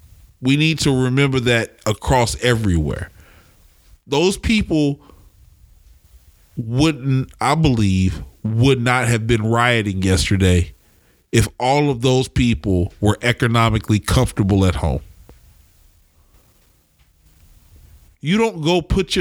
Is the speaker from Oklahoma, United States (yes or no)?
yes; Oklahoma City, Oklahoma, United States; now in Portland, United States; I come from Oklahoma City, and there's a lot of poverty there